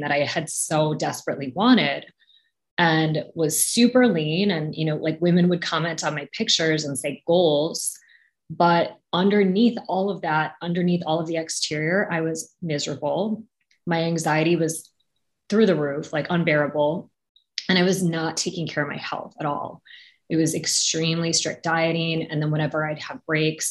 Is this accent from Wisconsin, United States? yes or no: yes; Wisconsin, United States; moved away as an adult; also born or lived in New York; I grew up in Wisconsin, but I was in New York for college